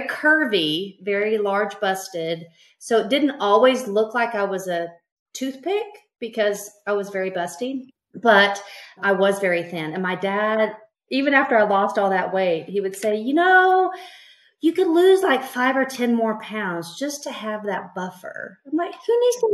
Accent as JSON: {"language": "English", "region": "East Texas", "country": "United States", "tie": "born or raised there", "lives_now": "Tomball, United States", "said": "I grew up in East Texas and beauty was paramount."}